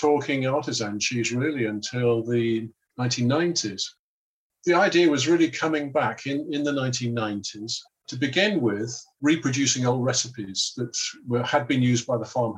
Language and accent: English; Liverpool, North West England, United Kingdom; I come from Liverpool, and we ate Cheshire and we ate Lancashire cheese